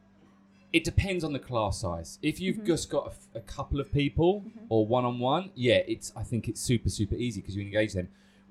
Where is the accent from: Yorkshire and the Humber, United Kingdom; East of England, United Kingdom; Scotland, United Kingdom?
East of England, United Kingdom; Essex; accent: Essex; moved away; my Essex accent